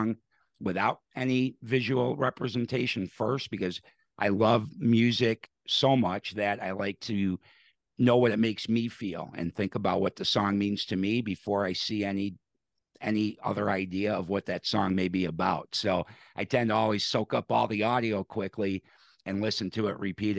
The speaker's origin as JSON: {"language": "English", "town": "Chicago", "region": "Illinois", "country": "United States", "tie": "born or raised there", "moved": "yes", "said": "Chicago then, my hometown"}